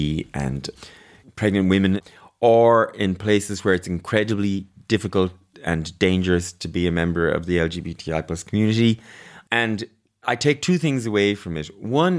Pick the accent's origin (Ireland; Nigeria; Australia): Ireland; I'm Irish.